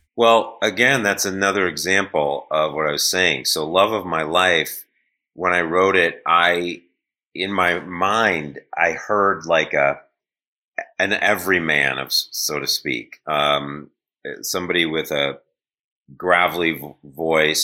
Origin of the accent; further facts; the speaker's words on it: Shaker Heights, Ohio, United States; I grew up in Cleveland, suburb of Cleveland, called Shaker Heights